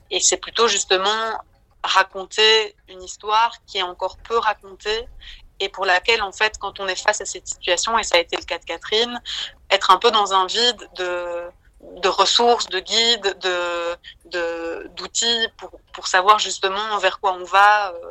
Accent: Belgium

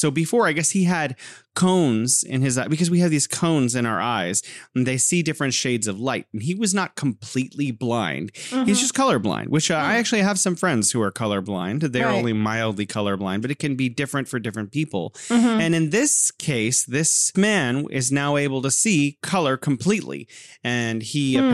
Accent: California, United States; now in Wuhan, China; I'm originally from California

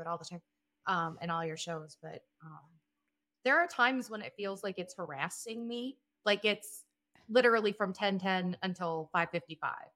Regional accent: South Dakota, United States; I am from South Dakota.

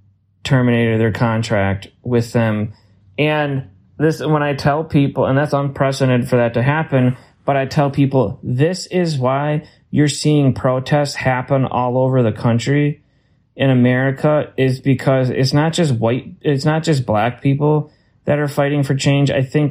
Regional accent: Minnesota, United States; And you know that from being a Minnesotan a long time.

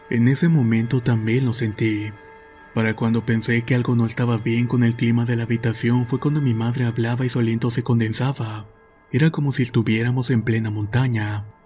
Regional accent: Venezuela; al estado de Mérida aquí en Venezuela, el cual es un destino turístico en mi país muy concurrido.

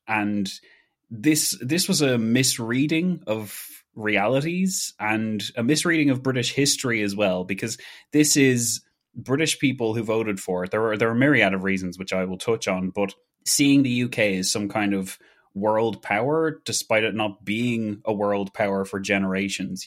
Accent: Ireland; as an Irish person

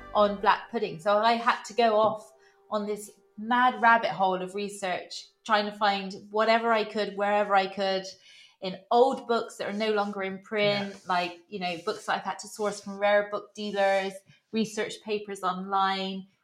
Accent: Bristol, South West England, United Kingdom; moved away as an adult; now in West Cork, Ireland; I'm from Bristol in southwest England originally. Um, I've been living here since 2005

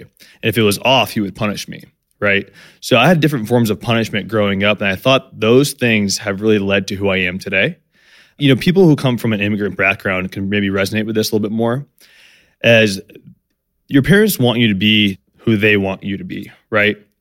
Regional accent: San Diego, California, United States; I grew up in San Diego, uh, to two immigrant parents

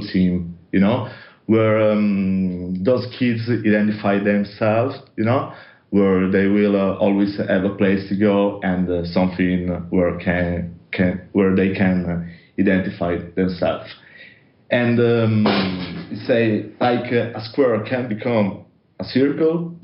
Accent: Turin, Piedmont, Italy; our hometown, Turin. We come from Turin.

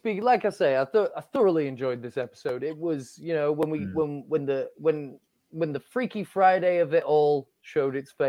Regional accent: Yorkshire and the Humber, United Kingdom; I'm from Yorkshire.

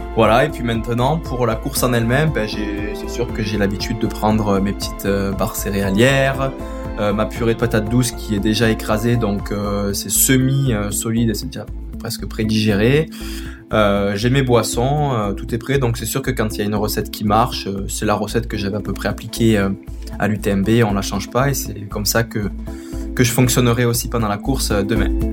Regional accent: Quebec, Canada; je viens du Québec où j'ai grandi

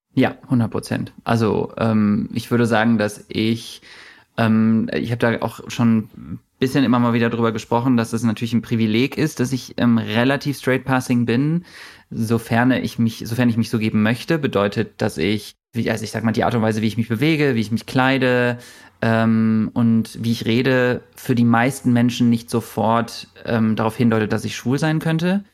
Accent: Germany; ich komme aus Deutschland, aber ich fühle mich irgendwie nicht deutsch.

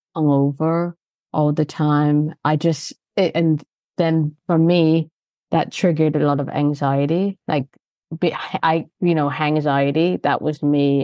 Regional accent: Canada; moved away as an adult; now in London, United Kingdom; I'm Canadian, so I've lived here for twenty years

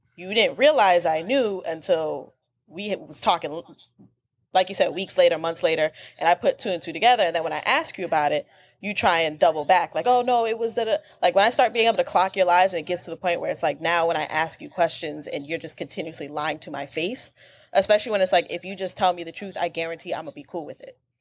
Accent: the South, United States; I'm from the South. Where do you think the rest of my family is?

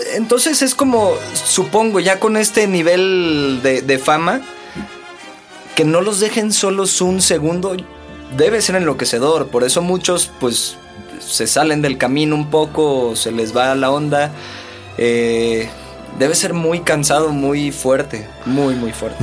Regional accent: Veracruz, Mexico; Yo soy de Veracruz

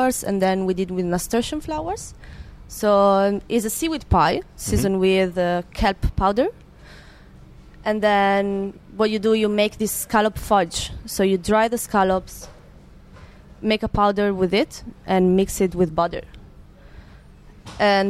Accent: Italy; English is a second language; now in Copenhagen, Denmark; I'm from Italy

